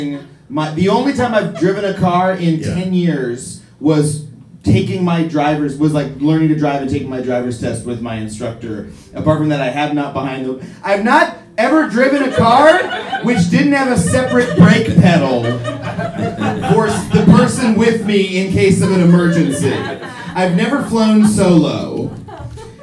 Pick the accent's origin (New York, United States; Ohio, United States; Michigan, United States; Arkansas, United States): New York, United States; Long Island; I'm a New Yorker. I was born on Long Island, and I grew up.